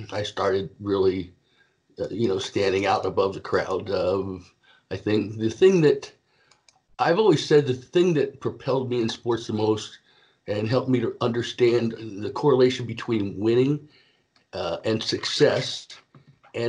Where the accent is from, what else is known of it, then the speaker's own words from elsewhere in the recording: East Coast of Florida, United States; I grew up on the East Coast of Florida